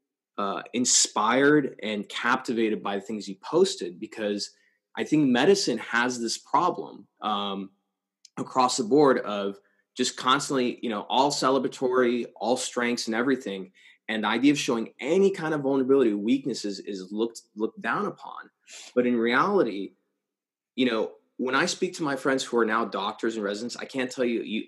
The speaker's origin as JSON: {"language": "English", "country": "United States", "tie": "born or raised there", "said": "I grew up on the Mexican border."}